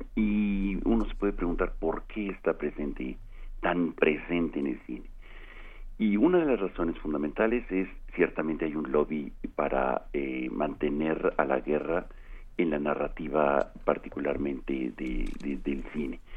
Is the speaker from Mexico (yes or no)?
yes; Mexico